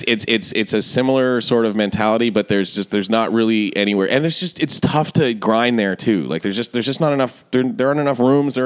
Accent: Toronto, Ontario, Canada; moved away as an adult; also born or lived in St. John's, Newfoundland; I grew up in Toronto.

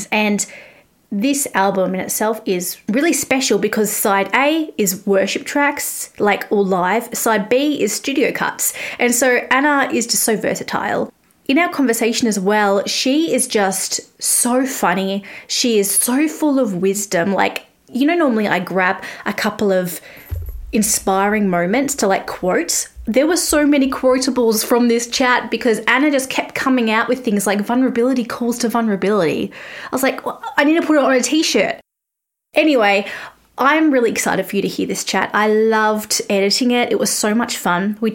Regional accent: Australia; you can tell I'm Australian because it

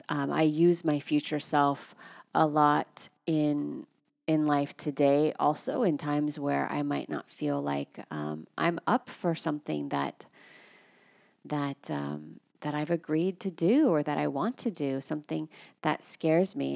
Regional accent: United States; I'm American

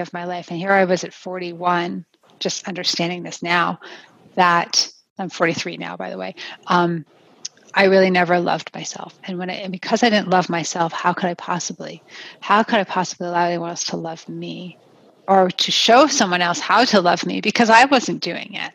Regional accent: New Jersey, United States; moved away as an adult; also born or lived in Pennsylvania; now in Colorado, United States; I'm a native of the East Coast of New Jersey

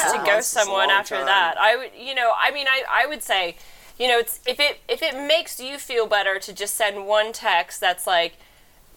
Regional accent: Midwest, United States; moved away; I'm from the Midwest.

